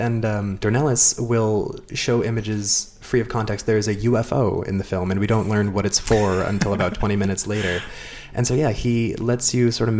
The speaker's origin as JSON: {"language": "English", "country": "United States", "said": "as an American"}